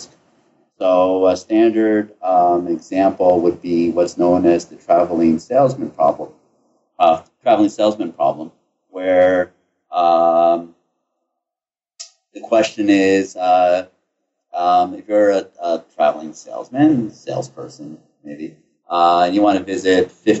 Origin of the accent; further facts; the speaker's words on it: United States; moved away as an adult; also born or lived in Ithaca, New York / Cambridge, Massachusetts / Chicago, Illinois; now in Atlanta, United States; I grew up in the New York City, New Jersey area